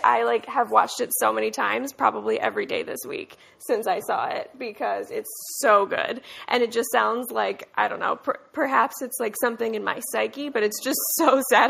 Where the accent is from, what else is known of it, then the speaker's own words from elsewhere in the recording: Philadelphia, Pennsylvania, United States; accent: Philadelphia; also born or lived in Austin, Texas; I feel like I have a pretty pretty passable Philadelphia accent. Usually those long O's, like in home, really are like a dog whistle for me being from the Northeast